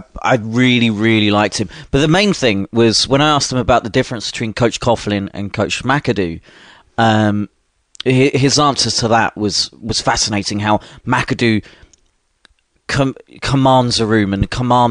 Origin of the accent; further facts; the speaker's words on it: United Kingdom; I'm British